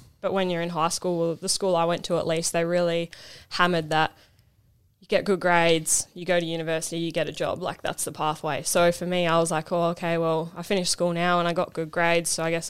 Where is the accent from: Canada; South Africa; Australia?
Australia; Bunbury, Western Australia; moved away as an adult; now in Queensland, Australia; Born and bred in Western Australia